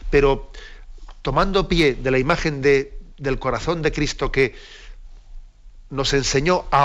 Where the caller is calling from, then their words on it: Zaragoza, Aragon, Spain; de Zaragoza